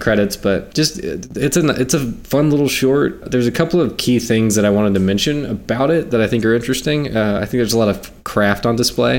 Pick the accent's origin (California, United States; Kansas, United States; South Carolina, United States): South Carolina, United States; I grew up in South Carolina.